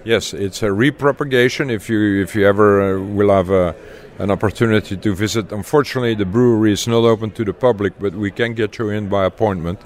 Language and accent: English; Leuven, Flanders, Belgium; moved away as an adult; also born or lived in Texas, United States; now in United States; I grew up in Leuven, Belgium